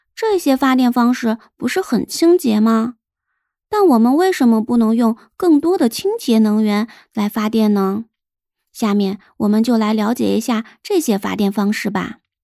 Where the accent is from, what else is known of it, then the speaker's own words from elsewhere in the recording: China; 对于我们这些生在新中国、长在红旗下的新时代、四好青年来说